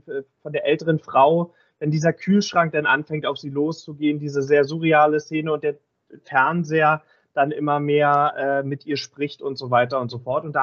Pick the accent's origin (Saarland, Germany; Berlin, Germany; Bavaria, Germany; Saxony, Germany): Berlin, Germany; Das war so ein bisschen als Berliner äh, befremdlich